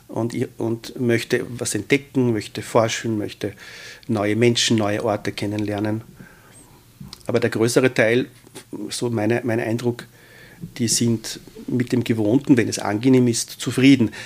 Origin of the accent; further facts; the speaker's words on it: Austria; wir als äh, Österreicher